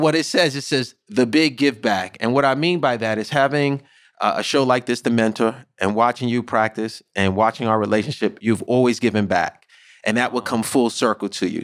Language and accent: English; New York City, New York, United States; growing up in the Bronx, growing up in underserviced areas such as Saint Mary's, which is a project in the Bronx